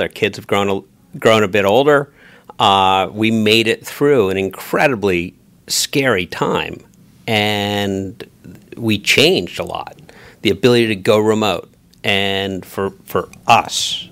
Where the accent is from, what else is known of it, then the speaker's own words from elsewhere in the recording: New York City, New York, United States; Proudly American, even if I'm a New Yorker